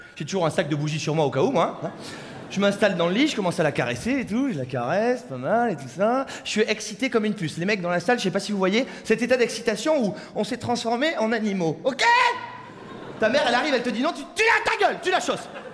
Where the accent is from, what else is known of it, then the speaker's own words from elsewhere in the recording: Saint-Émilion, Nouvelle-Aquitaine, France; je viens de Saint-Émilion.